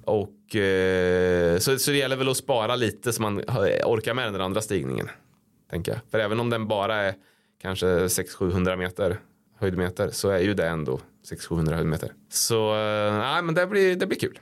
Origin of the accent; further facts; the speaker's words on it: Degerfors, Örebro County, Sweden; Jag är från Degerfors